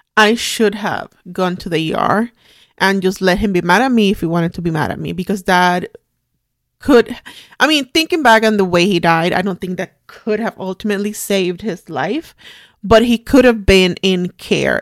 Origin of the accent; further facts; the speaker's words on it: Puerto Rico; English is a second language; moved away as an adult; now in United States; I'm Puerto Rican. I was Born and raised in Puerto Rico my whole life. I was thirty when I moved to the United States.